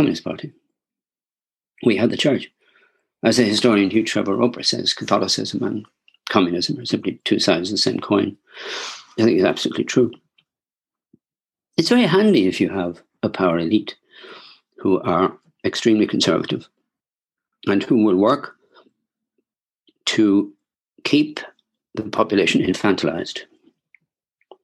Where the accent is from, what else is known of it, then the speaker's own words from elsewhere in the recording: Wexford, Leinster, Ireland; when I was growing up in Wexford, I was a little boy